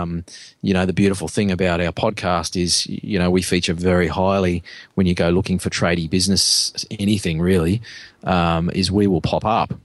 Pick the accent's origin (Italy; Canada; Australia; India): Australia; as Aussie blokes